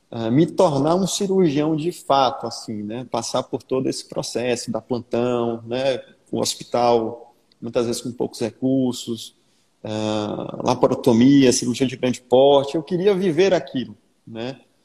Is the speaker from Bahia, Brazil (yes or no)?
yes; Salvador, Bahia, Brazil; eu sou soteropolitano, né? Então, nascido e criado aqui em Salvador.